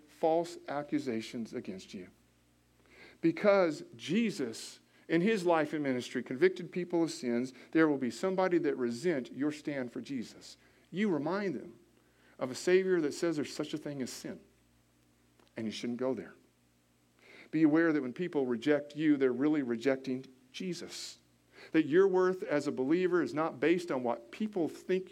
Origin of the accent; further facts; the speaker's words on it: Washington, United States; now in Indianapolis, United States; I had a friend growing up in Washington State.